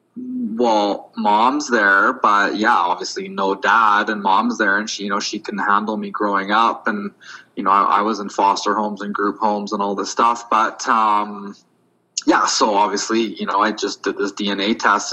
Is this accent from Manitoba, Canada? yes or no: yes; Winnipeg, Manitoba, Canada; we grew up in Winnipeg